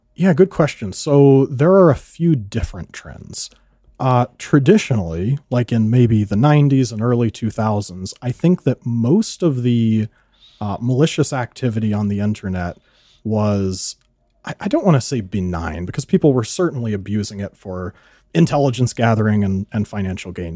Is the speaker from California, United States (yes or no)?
yes; California, United States; moved away as an adult; now in South Dakota, United States; my hometown in California is very small, seven hundred people